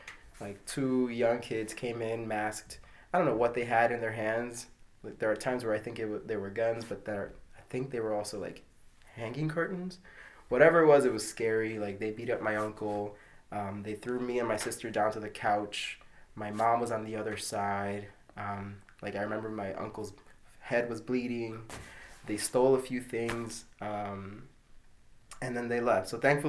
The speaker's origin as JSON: {"language": "English", "town": "New York City", "region": "New York", "country": "United States", "tie": "born or raised there", "said": "I was born in Corona, Queens in New York City."}